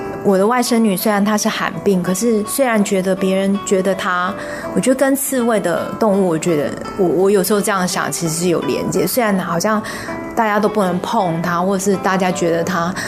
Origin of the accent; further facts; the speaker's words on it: Taichung, Taiwan; moved away as an adult; now in Zhongli, Taiwan; 因为，呃，坦白讲，我们是从台中嫁到中坜，那呃，当初要摆市集的时候，我们想说先从家的范围开始